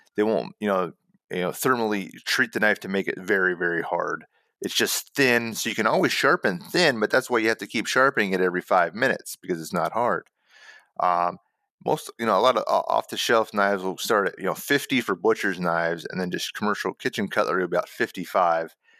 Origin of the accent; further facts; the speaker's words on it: United States; I'm an American